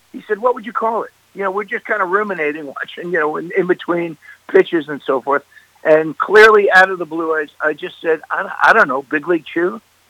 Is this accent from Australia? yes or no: no; Massapequa, New York, United States; And we're two kids from Massapequa, Long Island. I mean, we're two skinny, wide-eyed kids in the Big Apple.